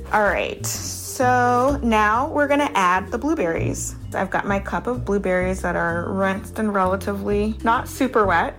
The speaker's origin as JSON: {"language": "English", "town": "Baton Rouge", "region": "Louisiana", "country": "United States", "tie": "born or raised there", "also_born_or_lived": "Harlem, New York", "moved": "yes", "lives_now": "New York, United States", "said": "growing up in Baton Rouge, Louisiana, on the weekend sometimes go and pick blueberries"}